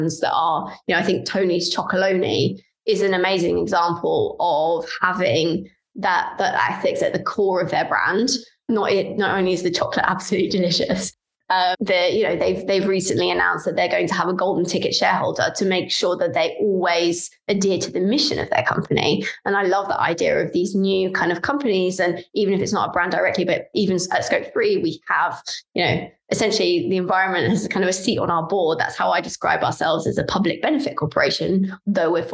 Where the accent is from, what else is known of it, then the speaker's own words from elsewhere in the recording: London, United Kingdom; I'm from London, I'm a Londoner